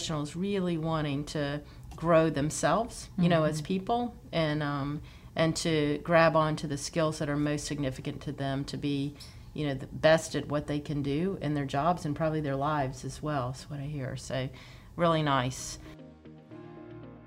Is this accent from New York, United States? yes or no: no; Pensacola, Florida, United States; moved away as an adult; also born or lived in Atlanta, Georgia; I had the opportunity to come back to my hometown here in Pensacola